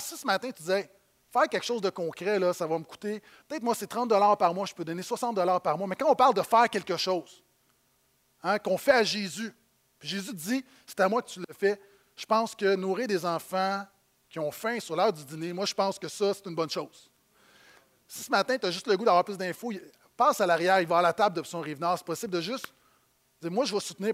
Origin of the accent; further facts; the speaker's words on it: Quebec, Canada; en tant que Québécois de banlieue